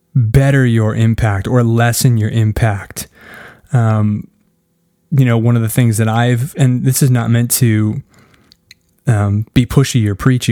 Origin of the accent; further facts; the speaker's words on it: Canada; I'm Canadian.